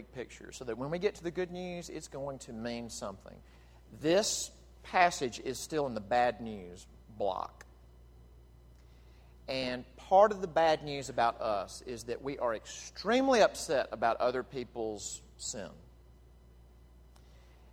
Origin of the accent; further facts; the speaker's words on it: Jackson, Mississippi, United States; moved away; I was back in my hometown of Jackson, Mississippi this past week. I grew up at First Presbyterian Church in Jackson